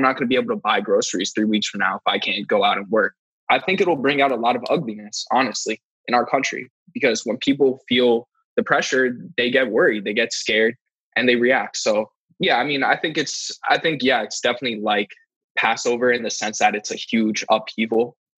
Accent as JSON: {"language": "English", "country": "United States", "said": "as an American"}